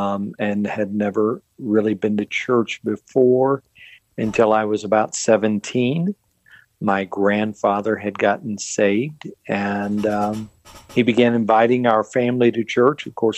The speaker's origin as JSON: {"language": "English", "town": "Longview", "region": "Texas", "country": "United States", "tie": "born or raised there", "said": "I grew up in East Texas in Longview."}